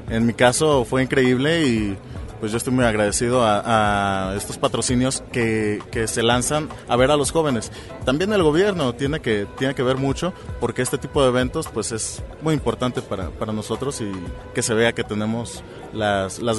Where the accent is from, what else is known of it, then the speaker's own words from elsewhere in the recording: Colima, Mexico; yo soy de Colima